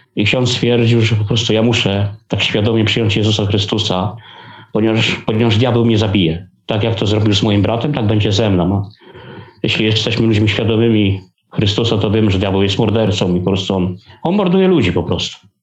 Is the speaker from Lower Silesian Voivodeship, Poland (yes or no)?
yes; Legnica, Lower Silesian Voivodeship, Poland; Pochodzę z Letnicy, to jest Dolny Śląsk